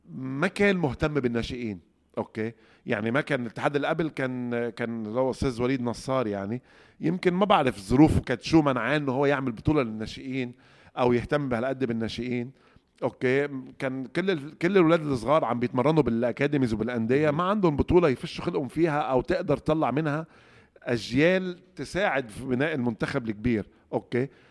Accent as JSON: {"language": "Arabic", "country": "Egypt", "said": "عندنا في مصر"}